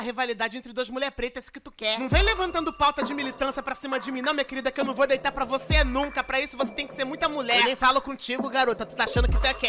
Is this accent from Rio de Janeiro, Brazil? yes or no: yes; Nova Iguaçu, Rio de Janeiro, Brazil; Eu sou cria de Nova Iguaçu